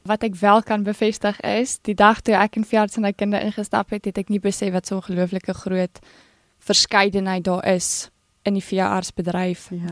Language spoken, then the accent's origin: Afrikaans; Bloemfontein, Free State, South Africa; Ek het groot geword in Bloemfontein in die Vrystaat